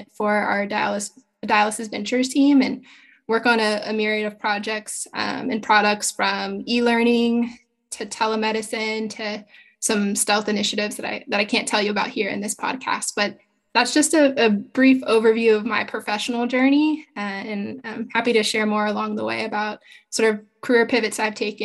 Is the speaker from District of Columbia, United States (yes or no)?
yes; Washington, District of Columbia, United States; I'm originally from the Washington, D.C. area, born and raised